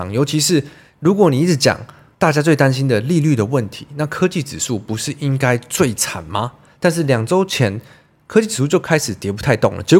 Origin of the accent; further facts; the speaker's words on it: Taiwan; 我以身为台湾人，为什么不担心会被中国大陆占领或是攻击？真的是每一两年就要吵一次这种话题。那我就会跟他们讲一下哦，我们台湾人怎么觉得啊？